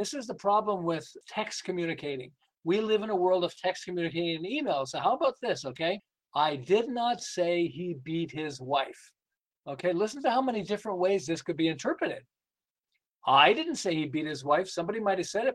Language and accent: English; Montreal, Quebec, Canada; moved away as an adult; now in Southern California, United States; I'm originally from Montreal. I live in Southern California. We've lived here for about 36 years